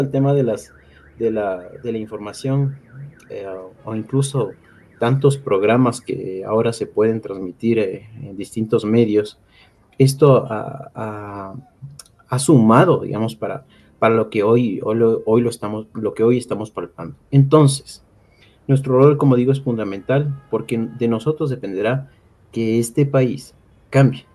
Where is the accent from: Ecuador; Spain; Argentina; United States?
Ecuador; como ecuatorianos, como ciudadanos